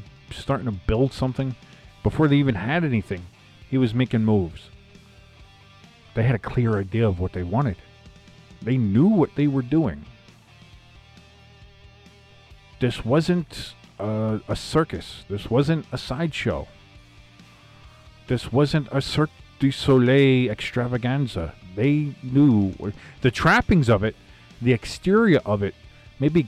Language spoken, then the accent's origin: English; Bayonne, New Jersey, United States; I grew up in Bayonne, New Jersey